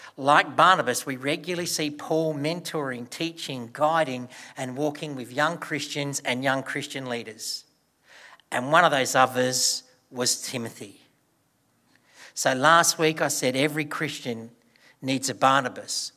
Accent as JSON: {"language": "English", "town": "Broken Hill", "region": "New South Wales", "country": "Australia", "tie": "born or raised there", "said": "as a child, I grew up in Broken Hill."}